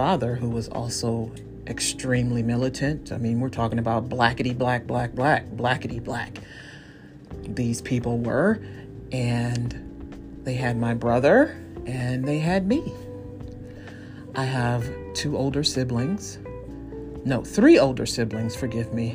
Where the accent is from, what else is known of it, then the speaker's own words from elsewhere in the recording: East Cleveland, Ohio, United States; I was born in Cleveland, raised in East Cleveland.